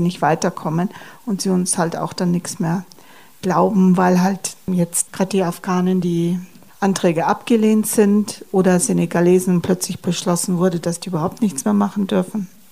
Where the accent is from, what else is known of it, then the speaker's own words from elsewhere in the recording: Germany; bei uns in Deutschland